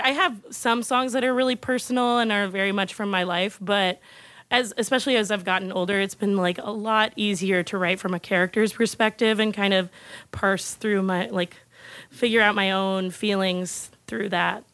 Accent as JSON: {"language": "English", "region": "California", "country": "United States", "moved": "yes", "said": "I'm from California originally, and I grew up as a theater kid"}